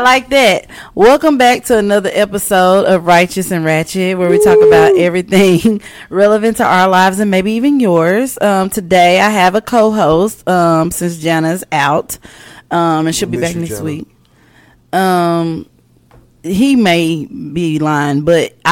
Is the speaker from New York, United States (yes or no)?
no; Wynne, Arkansas, United States; moved away; my home state, Arkansas, and Wynn.